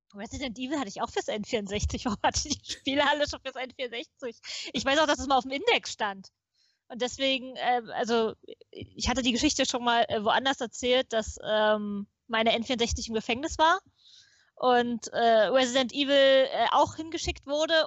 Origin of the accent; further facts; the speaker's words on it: Potsdam, Brandenburg, Germany; ich bin in Potsdam geboren, in Potsdam zur Schule gegangen, habe in Potsdam studiert